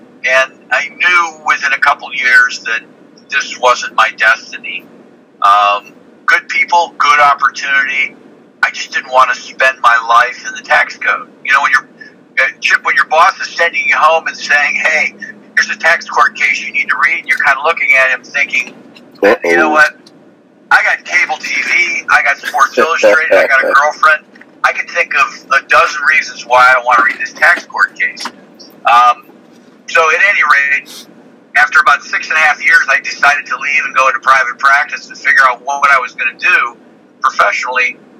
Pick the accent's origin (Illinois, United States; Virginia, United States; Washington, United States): Illinois, United States; Chicago; born there; I was born in Chicago. My father was a high school teacher, and when I was finishing up kindergarten, he decided he was going to get his PhD.